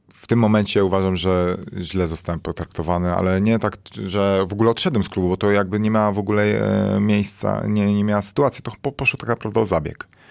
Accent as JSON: {"language": "Polish", "town": "Toruń", "region": "Kuyavian-Pomeranian Voivodeship", "country": "Poland", "moved": "yes", "said": "zanim wyjechałem z Torunia"}